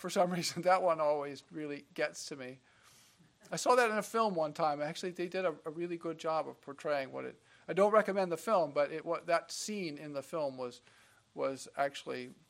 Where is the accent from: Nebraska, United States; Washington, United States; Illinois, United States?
Nebraska, United States; also born or lived in Kansas; I'm from Nebraska, and I've born in Kansas and spent some time on the family farm in Kansas